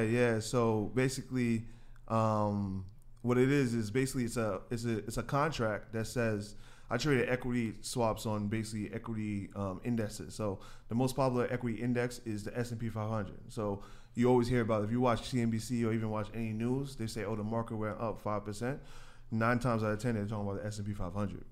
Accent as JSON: {"language": "English", "town": "New York City", "region": "New York", "country": "United States", "tie": "born or raised there", "said": "I grew up in Queens. Uh, born in Queens, New York."}